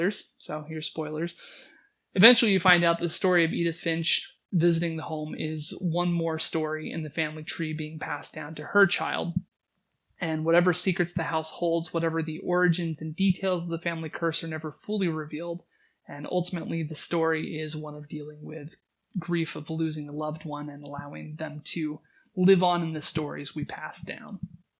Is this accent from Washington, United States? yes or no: yes; Washington, United States; Personally, for me, growing up in Washington State, one of the key memories I had was being at the bottom of the ocean